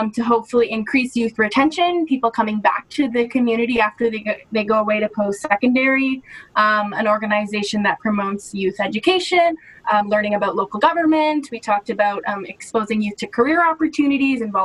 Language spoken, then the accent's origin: English; Paisley, Ontario, Canada; I grew up in Paisley. I went to high school in Walkerton, elementary school in Paisley.